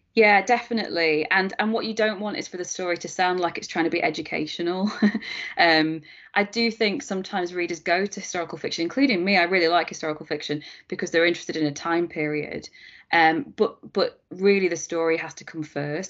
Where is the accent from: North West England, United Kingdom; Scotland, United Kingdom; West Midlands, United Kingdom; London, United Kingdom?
North West England, United Kingdom; Preston; Preston, which is my hometown